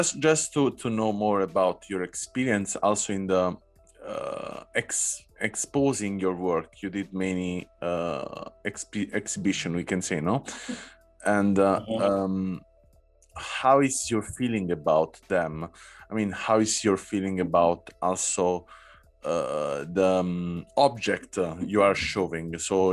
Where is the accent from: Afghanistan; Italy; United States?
Italy; Southern Italy; English is a second language; And I come from South Italy, that is quite similar in color, in also the expression of the people, in the behavior.